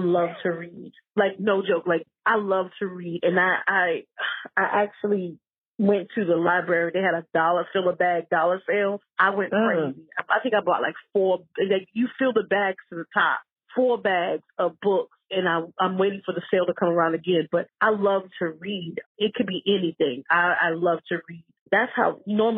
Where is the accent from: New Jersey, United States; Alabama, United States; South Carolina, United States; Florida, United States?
South Carolina, United States; South Carolina, my home state